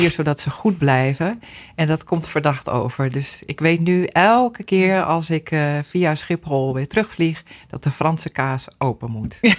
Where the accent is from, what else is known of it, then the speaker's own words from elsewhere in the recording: Sudan; now in Netherlands; Ik kom uit Soedan. Ja. En eh, ja, de gemiddelde temperatuur is daar toch wel zo'n 35 graden.